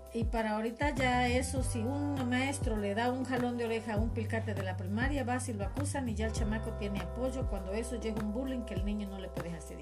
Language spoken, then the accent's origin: Spanish; Cárdenas, Tabasco, Mexico; born or raised there